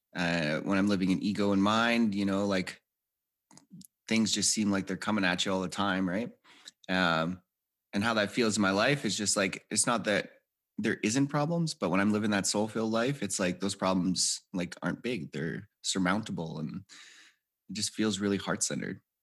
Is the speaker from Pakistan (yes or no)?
no; Edmonton, Alberta, Canada; I grew up in Edmonton, Alberta, Canada